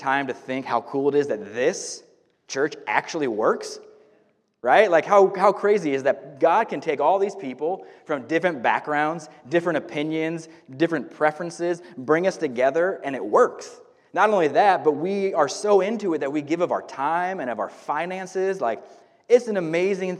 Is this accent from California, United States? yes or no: yes; Northern California, United States; also born or lived in Paradise, California; now in Woodland, United States; I grew up in Northern California my whole life